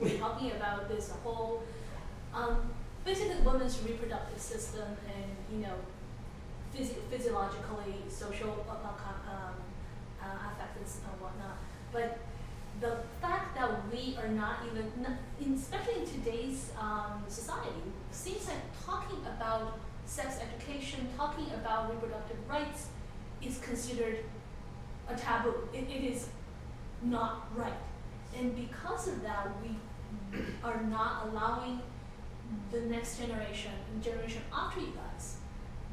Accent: China; moved away; growing up in a different country, I grew up in China

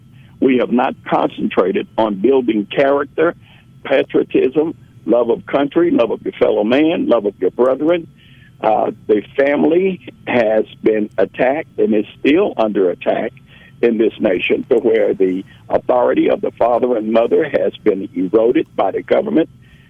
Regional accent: Memphis, Tennessee, United States; Well, when I grew up in Memphis is and always has been, in my opinion, a city of good abode.

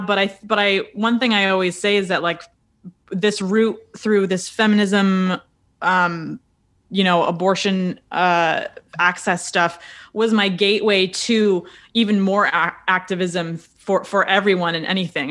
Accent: a little town south of Rochester, Western New York State, United States; moved away as an adult; also born or lived in Buffalo, New York; now in New York City, United States; I'm from Western New York State, uh, a little town uh, south of Rochester

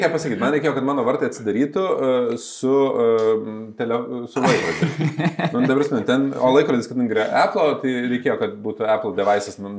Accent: Lithuania; mes užaugom tarybinį Lietuvoje.

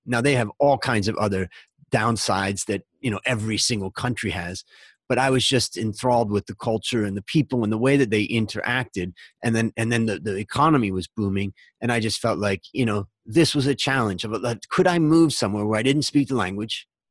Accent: Hudson, Ohio, United States; moved away as an adult; also born or lived in Los Angeles, California / Long Beach, California; now in Thailand; I grew up in Ohio in, uh, a little town called Hudson in between Cleveland and Akron.

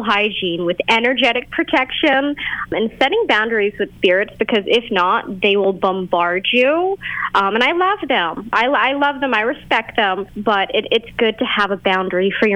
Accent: Boston, Massachusetts, United States; I'm from Boston, Massachusetts

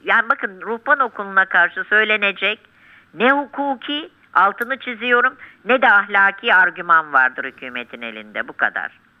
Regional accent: Turkey; Bir Müslüman olarak, bir Türk olarak.

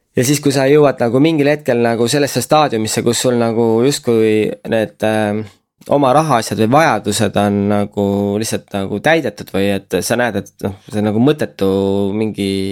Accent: Estonia; me oleme pärit väiksest mm. kohast, et isegi kui noh, sa oled influencer ja keegi küsib, et kust sa pärit oled, ütled, et Eestist

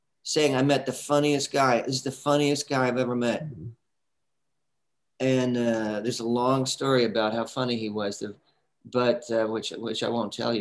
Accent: San Diego, California, United States; moved away as an adult; also born or lived in New York City; I'm from San Diego.

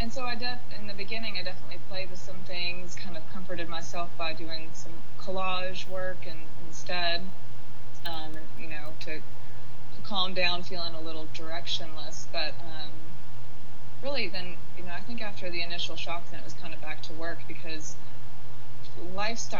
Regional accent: Jackson, Mississippi, United States; moved away as an adult; now in Memphis, United States; I'm actually from Jackson, Mississippi, which is quite close, you know, just 3 hours south, and came up to Memphis for college

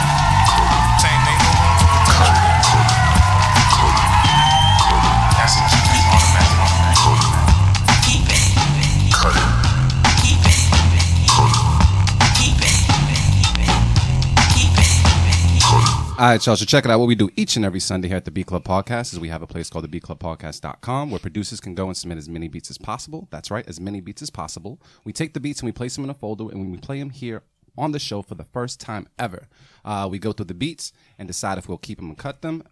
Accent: Boston, Massachusetts, United States; Mattapan, we didn't celebrate St. Paddy's Day

